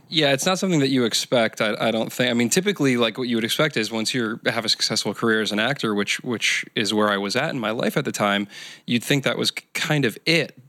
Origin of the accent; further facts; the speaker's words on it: Michigan, United States; now in Southern California, United States; I'm from Michigan